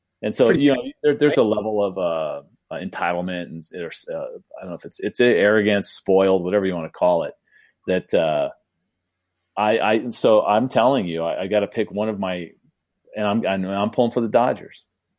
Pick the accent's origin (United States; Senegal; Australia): United States; San Diego, California; I grew up in San Diego.